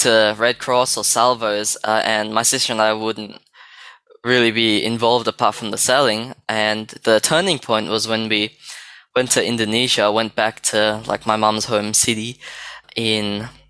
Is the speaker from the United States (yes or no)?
no; Australia; we're from Australia